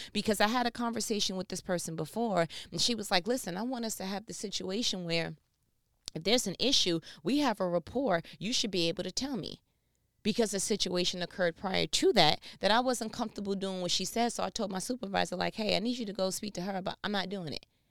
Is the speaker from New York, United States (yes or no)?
yes; New York, United States; I'm from New York